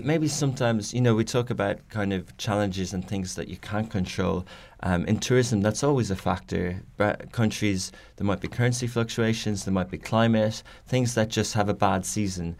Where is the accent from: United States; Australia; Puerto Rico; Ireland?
Ireland; now in Dubai, United Arab Emirates; I come from Ireland